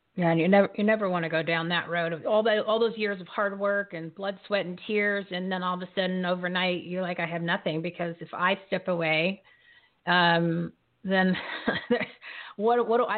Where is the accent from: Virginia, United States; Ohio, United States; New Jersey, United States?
New Jersey, United States; I'm from New Jersey